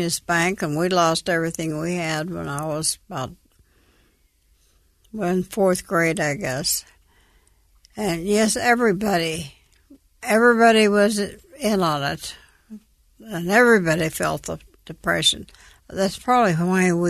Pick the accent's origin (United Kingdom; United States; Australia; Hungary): United States; Canyon, Texas; moved away; also born or lived in Phoenix, Arizona; I grew up in West Texas.